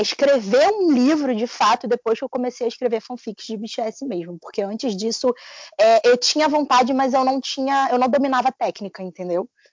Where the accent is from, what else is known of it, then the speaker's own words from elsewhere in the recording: Rio de Janeiro, Brazil; sou carioca e falo igual um traficante